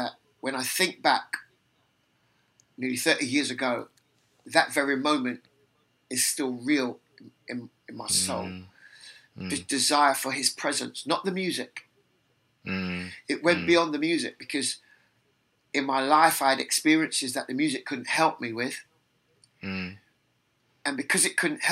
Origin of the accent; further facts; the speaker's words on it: London, United Kingdom; accent: London; my accent is London. Why? Because I was born in London. Because everybody around me speaks like this.